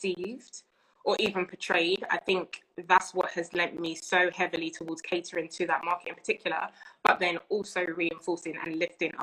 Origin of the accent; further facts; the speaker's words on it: London, United Kingdom; also born or lived in Birmingham; I've done primary school in Edmonton, secondary school in Enfield, college in Palmers Green, which is pretty much Enfield